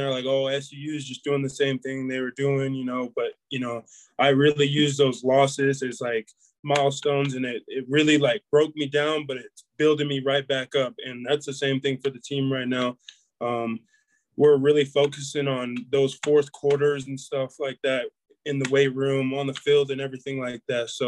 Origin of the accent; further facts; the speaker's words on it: Murray, Utah, United States; Murray, you know, it's it's it's kind of like smack dab in the valley right there. Um, you know, it's a it's a great town. I, I loved it growing up.